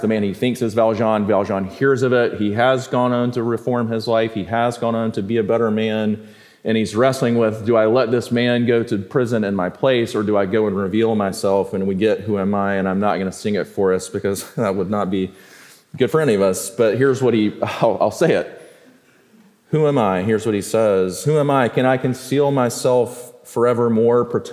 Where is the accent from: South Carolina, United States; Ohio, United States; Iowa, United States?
South Carolina, United States; Sumter; I grew up in Sumter, South Carolina